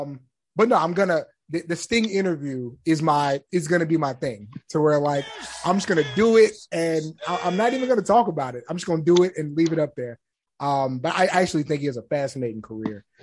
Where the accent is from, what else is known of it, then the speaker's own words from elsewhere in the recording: San Antonio, Texas, United States; I'm from San Antonio